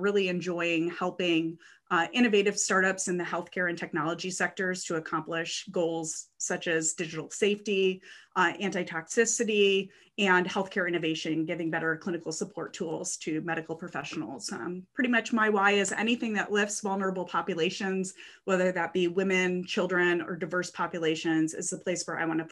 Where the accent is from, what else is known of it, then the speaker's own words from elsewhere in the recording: suburbs between Ann Arbor and Detroit, Michigan, United States; moved away as an adult; I grew up in the Midwest, in the suburbs between Ann Arbor and Detroit. I never moved outside of a 30-mile radius until after college